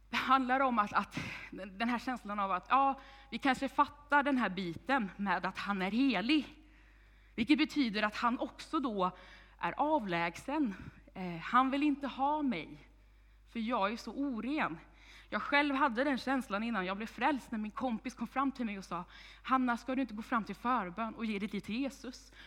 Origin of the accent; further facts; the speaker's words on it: Vänersborg, Västra Götaland, Sweden; now in Tibro, Sweden; Jag kommer ursprungligen från Vargön, Vänersborg, men är ungdomspastor i den här församlingen